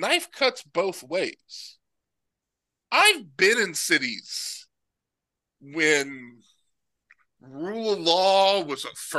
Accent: East Tennessee, United States; I'm from East Tennessee. Okay, like I'm a ridge runner.

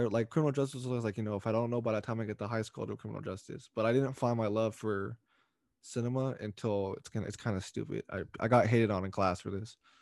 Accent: Stockton, California, United States; also born or lived in San Francisco, California; now in Lodi, United States; I grew up all my life in Stockton

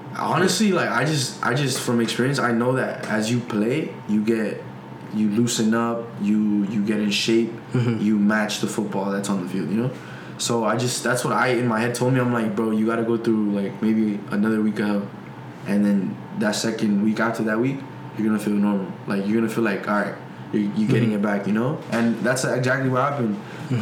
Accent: United States; I'm from America

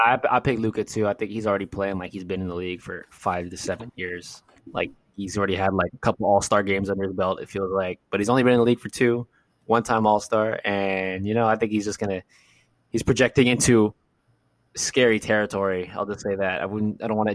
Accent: California, United States; We're from California

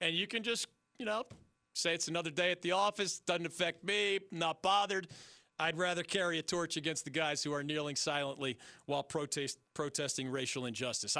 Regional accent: Philadelphia, Pennsylvania, United States; I grew up in Philly

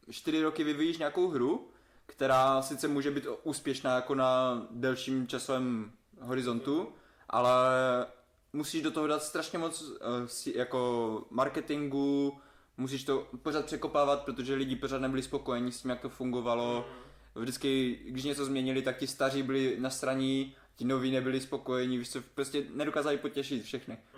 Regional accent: Havířov, Moravian-Silesian Region, Czechia; to natáčí v Havířově, v mém rodném městě?

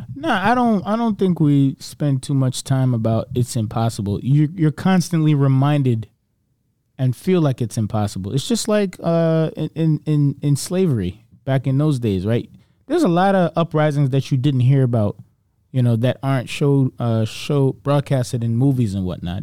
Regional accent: Broward County, Florida, United States; I grew up in Broward

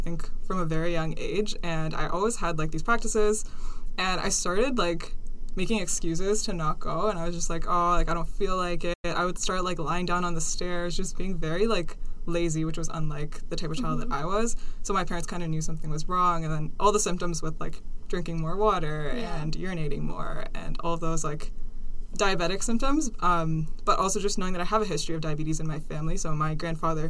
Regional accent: Ontario, Canada; also born or lived in India / Kenya; I was born in India. And then a couple months later, I moved to Kenya. So I lived there for a couple of years when I was really young. And then we immigrated to Canada

